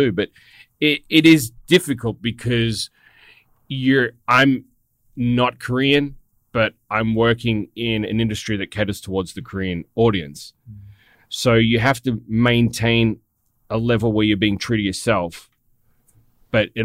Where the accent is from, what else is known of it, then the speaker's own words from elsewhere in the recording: Australia; as an Australian